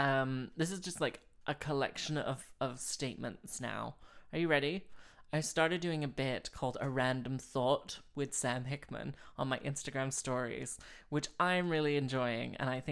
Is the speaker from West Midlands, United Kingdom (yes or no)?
no; Slough, South East England, United Kingdom; moved away as an adult; also born or lived in Houston, United States; so when I was 3 until when I was 11, we lived in Houston, Texas. Everyone knows this. And when I was 11, we moved back to Slough. And then when I was 18, I moved here.